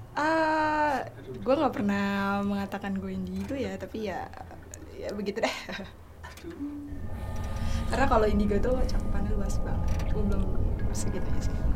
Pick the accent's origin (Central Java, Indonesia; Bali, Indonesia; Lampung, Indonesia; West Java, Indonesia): Lampung, Indonesia; Bandar Lampung; moved away as an adult; now in Jakarta, Indonesia; gue asal Bandar Lampung, tapi sekarang udah di Jakarta